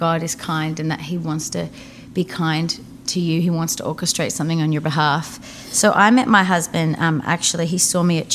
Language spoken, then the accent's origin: English; northeast Victoria, Australia; now in Nashville, United States; I grew up in a really small town of 3,000 people. 3,600 people, and it was like just a tiny little city, like tiny little town in the northeast of Victoria, which is kind of about 3 hours from Melbourne